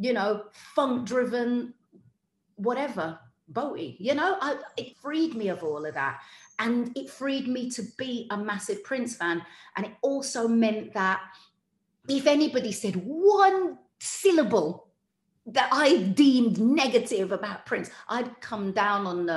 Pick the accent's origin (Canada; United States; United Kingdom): United Kingdom; Wolverhampton, West Midlands; Growing up in Wolverhampton